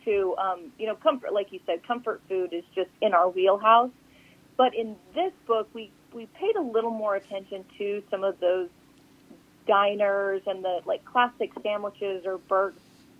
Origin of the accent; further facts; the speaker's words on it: Northern Nevada, United States; moved away; I grew up in Northern Nevada